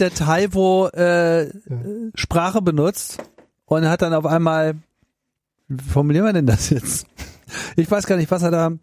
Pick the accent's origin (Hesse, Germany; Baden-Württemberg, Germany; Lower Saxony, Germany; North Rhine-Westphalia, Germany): Lower Saxony, Germany; Hanover; moved away; ich komme ja auch ursprünglich aus Hannover